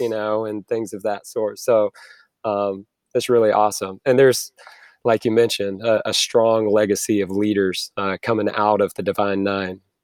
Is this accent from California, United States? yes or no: no; South Carolina, United States; I grew up in South Carolina